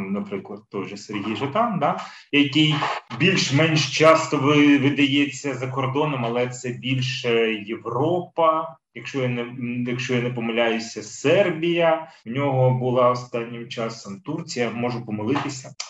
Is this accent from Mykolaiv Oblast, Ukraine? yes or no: no; Kyiv, Ukraine; я, як киянин з більш ніж 30-річним стажем